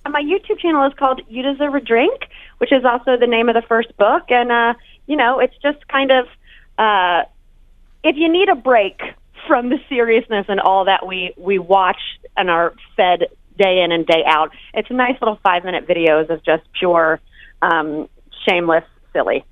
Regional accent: North Carolina, United States; moved away; also born or lived in New York; I'm from North Carolina

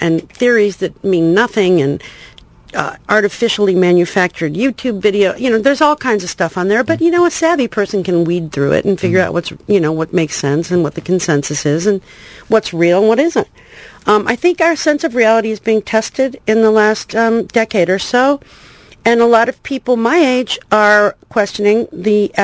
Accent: rural Illinois, United States; moved away; also born or lived in Chicago, Illinois / Los Angeles; I was born in Chicago, and my parents moved about a month later to rural Illinois

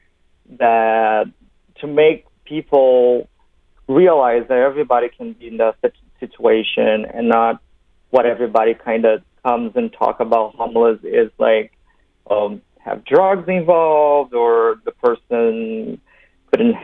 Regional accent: Brazil; moved away as an adult; now in Los Angeles, United States; I'm from Brazil

